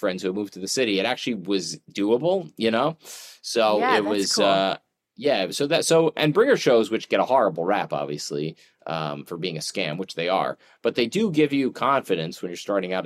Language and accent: English; Philadelphia, Pennsylvania, United States; moved away as an adult; I grew up outside Philly